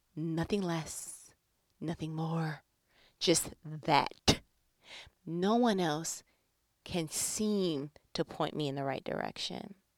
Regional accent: New York, United States; I was born and bred in New York

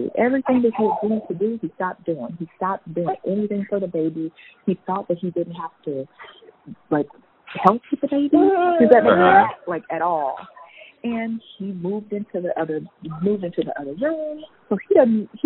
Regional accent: California, United States; I'm from California. I don't live here

